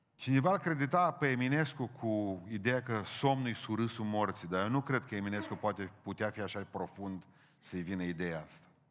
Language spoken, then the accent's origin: Romanian; Romania; noi cu românii